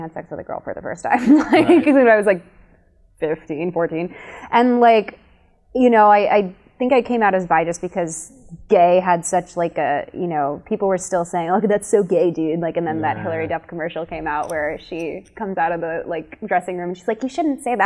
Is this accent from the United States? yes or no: yes; Chicago, Illinois, United States; I grew up in Chicago in a very gay neighborhood